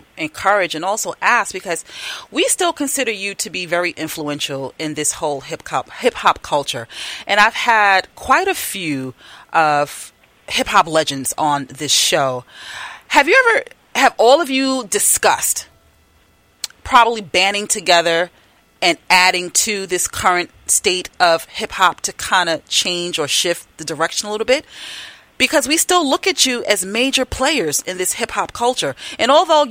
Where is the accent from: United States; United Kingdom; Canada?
United States; New York City, New York; I'm from Brooklyn